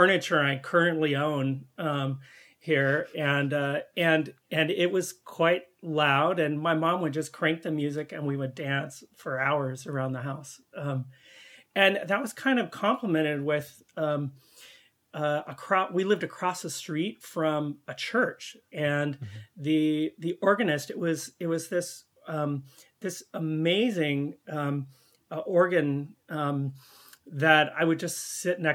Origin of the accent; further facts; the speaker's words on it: California, United States; moved away as an adult; also born or lived in Central Valley, California / Humboldt County, California / Chicago; now in Canada; I was born and raised in California on the best coast